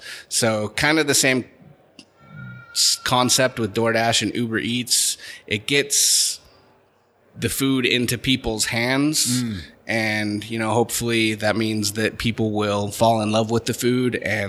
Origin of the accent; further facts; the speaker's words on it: Holladay, Utah, United States; also born or lived in Sandy, Utah; Grew up in Holiday, Utah.